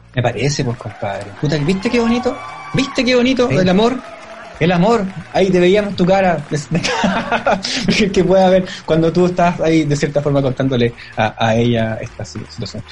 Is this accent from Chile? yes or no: yes; Chile; yo soy chileno y toda la cuestión, soy chileno